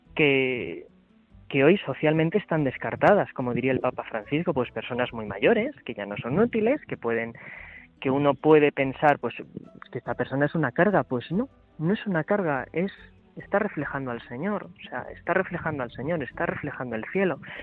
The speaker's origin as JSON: {"language": "Spanish", "town": "Cuenca", "region": "Castilla-La Mancha", "country": "Spain", "moved": "as an adult", "lives_now": "Madrid, Spain", "said": "yo soy de Cuenca"}